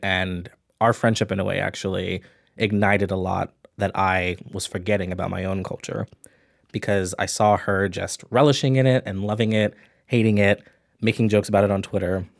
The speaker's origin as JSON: {"language": "English", "town": "New York City", "region": "New York", "country": "United States", "tie": "born or raised there", "also_born_or_lived": "Atlanta / Ithaca", "said": "I grew up in New York City, I lived in Atlanta for five years"}